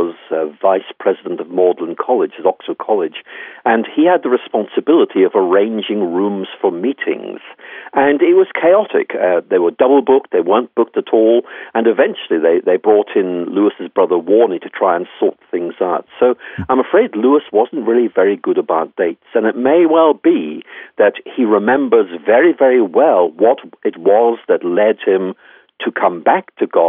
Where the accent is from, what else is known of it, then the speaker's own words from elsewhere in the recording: Ireland; I'm Irish myself